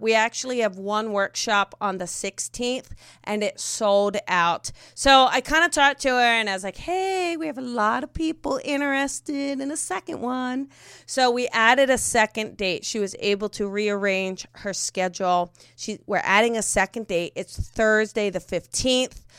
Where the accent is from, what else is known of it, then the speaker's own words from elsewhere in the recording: New Jersey, United States; moved away; growing up in Jersey